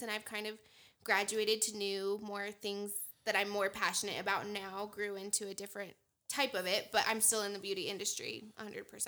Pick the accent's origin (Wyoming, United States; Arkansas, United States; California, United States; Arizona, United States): Wyoming, United States; Casper; I'm from Casper, Wyoming. I grew up here.